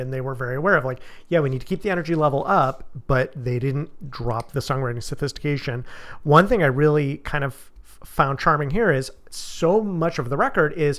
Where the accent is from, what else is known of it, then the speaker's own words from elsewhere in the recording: United States; I am an American man born in the 20th century, and I was raised to be stoic